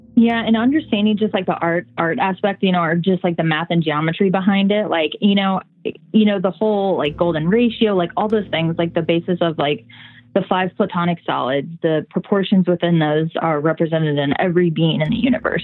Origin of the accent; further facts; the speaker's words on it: Indiana, United States; moved away; I am from Indiana originally, so I grew up around crop like crop fields and cornfield my whole life